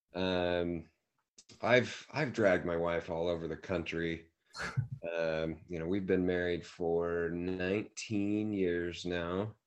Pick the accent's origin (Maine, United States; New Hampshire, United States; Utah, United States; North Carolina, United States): Utah, United States; Davis County; moved away as an adult; also born or lived in Saratoga Springs, Utah / Sunnyvale, California / Santa Clara, California; now in Provo, United States; both my wife and I grew up in Davis County, kind of the okay. North Salt Lake, Bountiful, yeah. Woods Cross